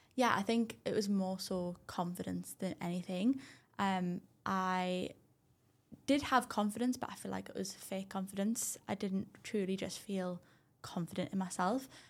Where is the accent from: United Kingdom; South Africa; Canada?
United Kingdom; Durham, North East England; I'm actually from Durham